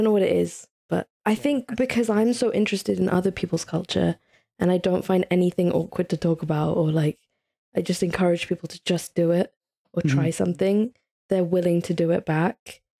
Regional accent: Italy; Like, I grew up in Italy, like there wasn't any Pakistanis, never mind Muslims.

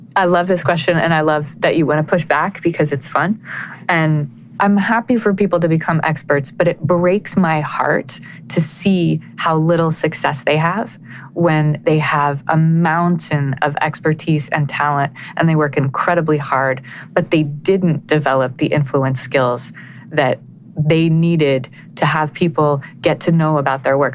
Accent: Connecticut, United States; my hometown in Connecticut

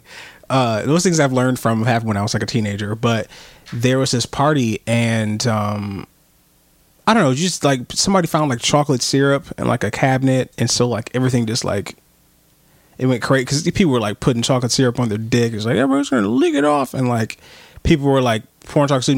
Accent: Pontiac, Michigan, United States; I'm from Michigan.

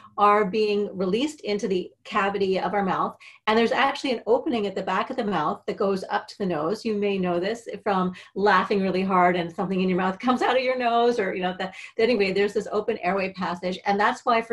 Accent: Canada; moved away; I'm Canadian. I'm dual citizen now

